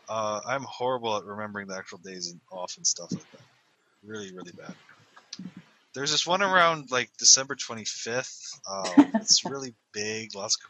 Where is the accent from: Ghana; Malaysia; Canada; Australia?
Canada; accent: Canadian; I am Canadian!